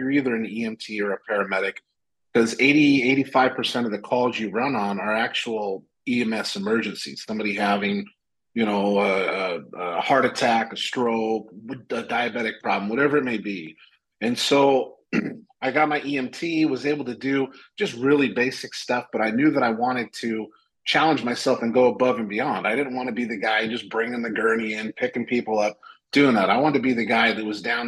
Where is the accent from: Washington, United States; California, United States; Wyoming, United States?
Washington, United States; now in Phoenix, United States; back in my hometown in Washington.